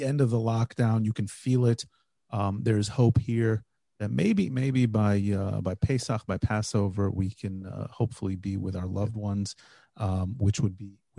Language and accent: English; United States; now in Israel; We're two Jewish guys. We grew up in America, we live in Israel